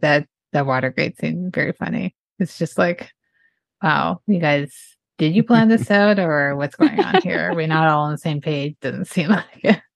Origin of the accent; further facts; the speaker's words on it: Canada; I'm Canadian